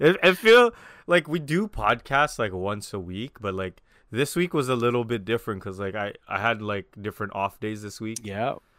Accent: Toronto, Ontario, Canada; we're all from Scarborough.

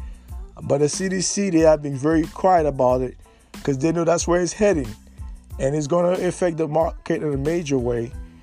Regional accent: United States; something that we as American, and we're a world citizen now.

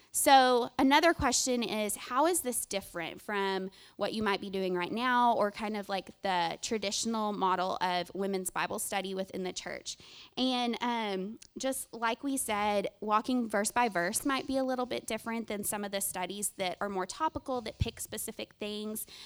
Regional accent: Greenville, United States; now in Round Rock, United States; I'm originally from this area. I'm from Greenville

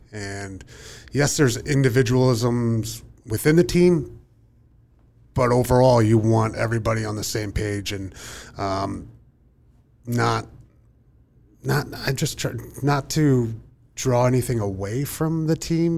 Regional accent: Whitehall, Pennsylvania, United States; I grew up in Whitehall, Pennsylvania

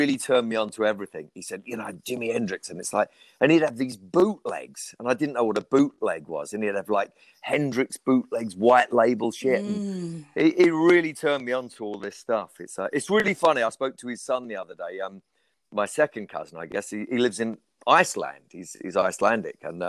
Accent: England, United Kingdom; I'm English

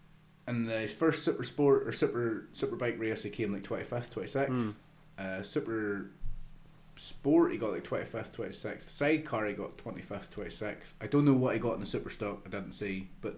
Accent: United Kingdom; pretty much as British fans, the number one reason why we watch it

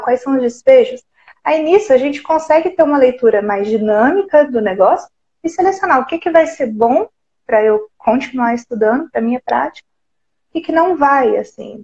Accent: Santa Rita do Sapucaí, Minas Gerais, Brazil; Sou de uma cidadezinha pequenininha, Santa Rita do Sapucaí

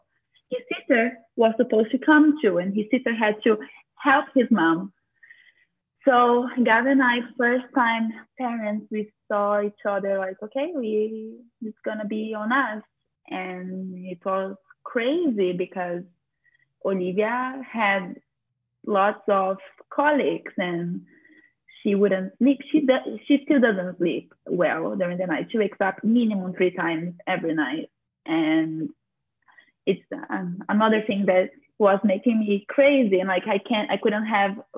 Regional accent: Brazil; now in Florida, United States; I'm from Brazil, and this is something that impacted us a lot because my entire family is from Brazil and they are all there.

